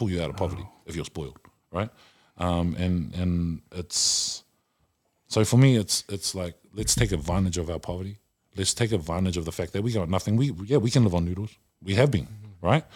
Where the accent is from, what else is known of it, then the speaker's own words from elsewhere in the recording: Auckland, New Zealand; I am, uh, half caste from South Oakland and we weren't raised the same way